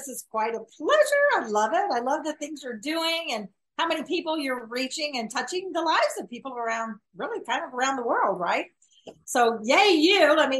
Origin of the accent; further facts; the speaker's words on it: the South, United States; I was raised in the South. My dad was in the Air Force, and we went to the Southern Baptist Church.